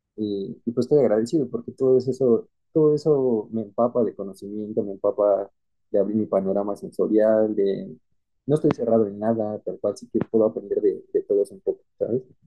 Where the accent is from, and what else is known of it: Mexico